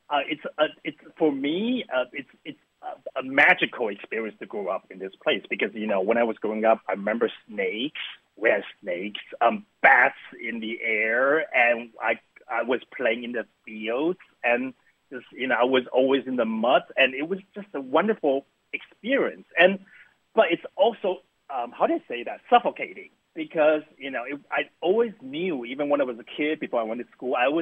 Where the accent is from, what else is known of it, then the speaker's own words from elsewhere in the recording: Taiwan; moved away; very much based on my hometown, my actual experiences of growing up in this hometown